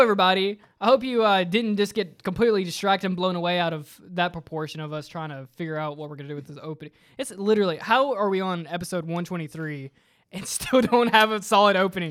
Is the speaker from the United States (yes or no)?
yes; Virginia, United States; I'm from Virginia